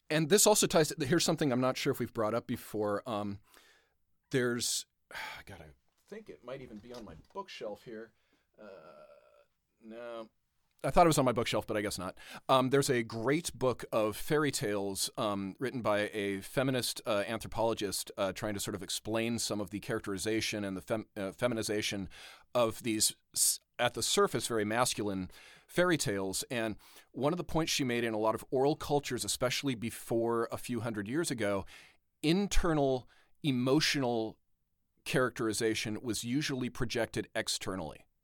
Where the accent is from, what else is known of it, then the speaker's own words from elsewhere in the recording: Southern California, United States; growing up in Southern California